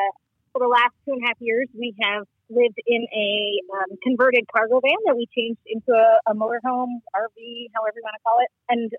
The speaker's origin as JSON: {"language": "English", "region": "Midwest", "country": "United States", "tie": "born or raised there", "also_born_or_lived": "Central Illinois / Colorado / Florida", "moved": "as an adult", "said": "we grew up in the Midwest. We are both middle children"}